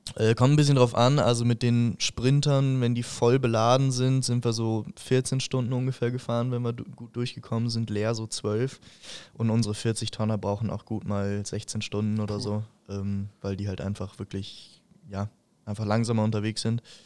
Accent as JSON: {"language": "German", "town": "Fürstenfeldbruck", "region": "Bavaria", "country": "Germany", "said": "bei uns in Fürstenfeldbruck"}